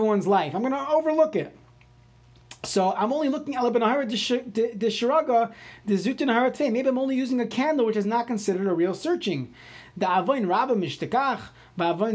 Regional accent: New York City, New York, United States; now in St. Louis Park, United States; I grew up in Brooklyn

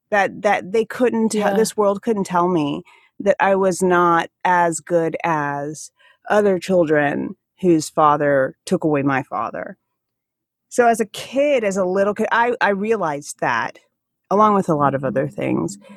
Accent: Alaska, United States; accent: Alaskan; I can feel my Alaskan accent come out a little bit when I speak with you

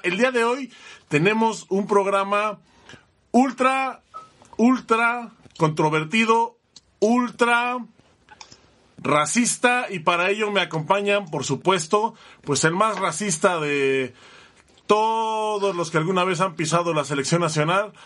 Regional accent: Mexico; como mexicanos

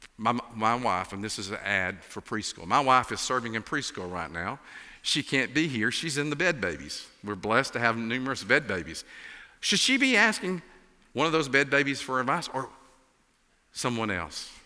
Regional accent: Appalachia, United States; accent: Appalachian; as you can tell from my accent, I'm an Appalachian.

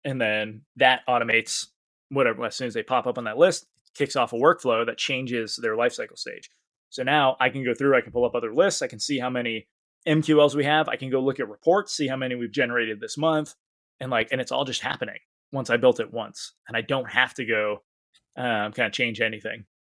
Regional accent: Maine, United States; I could forget the E because I'm from Maine, right?

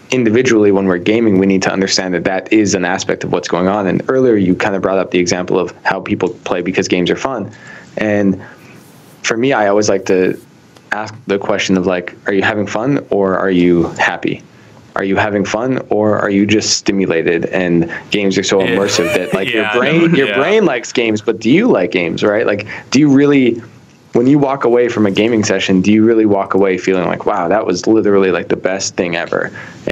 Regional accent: Canada; moved away; my hometown back in Canada

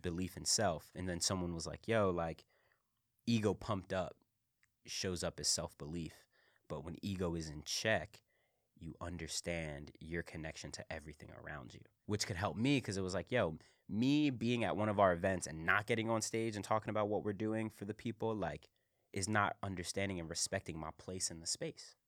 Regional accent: Philadelphia, Pennsylvania, United States; I'm from Philly.

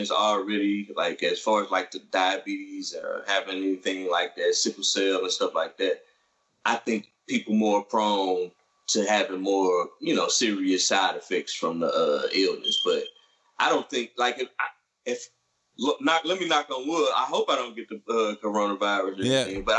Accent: University City, Missouri, United States; growing up in University City, where we find out we are both from

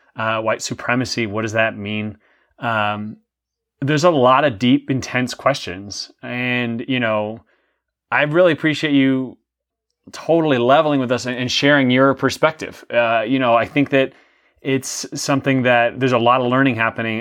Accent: New York City, New York, United States; I grew up in the New York City, uh, area. I was born in New York City

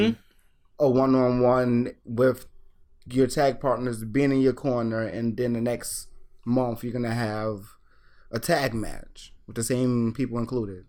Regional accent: United States; as an American

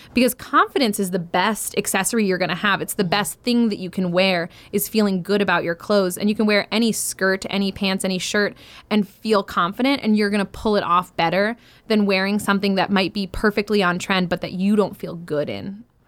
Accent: Maine, United States; now in Michigan, United States; I grew up in Maine, I live in Michigan

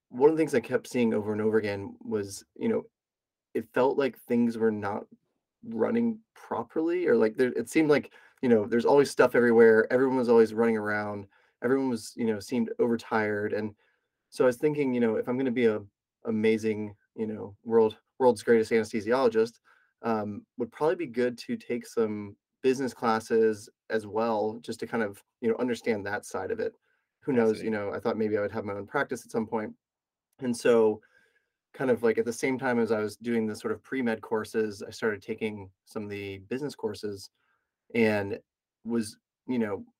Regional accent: Knoxville, Tennessee, United States; also born or lived in Florida; I was born in Florida, was seven, moved to Knoxville, Tennessee. And so I kind of consider that being where I grew up

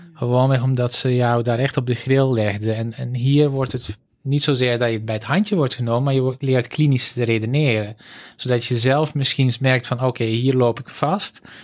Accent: Antwerp, Flanders, Belgium; accent: zuidelijke tongval; moved away as an adult; also born or lived in Groningen / Utrecht; now in Netherlands; Ik ben opgegroeid in Antwerpen

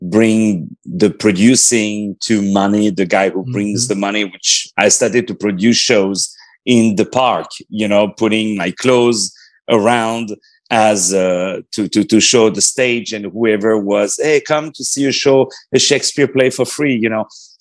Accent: Paris, Île-de-France, France; I was born in Paris.

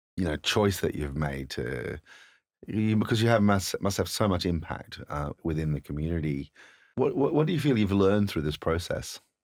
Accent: Australia; now in London, United Kingdom; I'm an immigrant from Australia, uh, way back, but I've spent more of my life here in the borough of Camden than I have in Australia

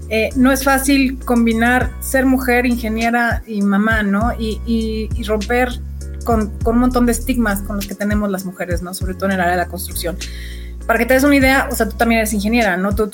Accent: Sonora, Mexico; born there; also born or lived in Guadalajara; estudio en Guadalajara soy, nací en Sonora, pero pues Guadalajara se convirtió en mi ciudad putativa desde hace muchos, muchos, muchos años y me encanta y la sigo amando.

